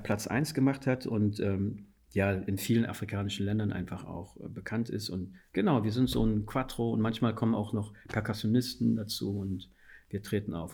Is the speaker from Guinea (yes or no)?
yes; Guinea; first language Fula; German is a second language; now in Germany; ich stamme aus Guinea